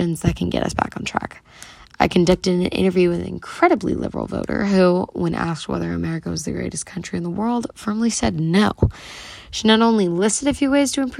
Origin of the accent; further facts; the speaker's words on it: United States; as an American